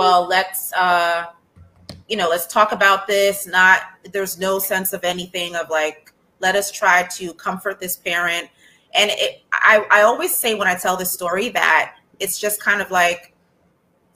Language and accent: English; New York, United States; also born or lived in Trinidad; I was born here in America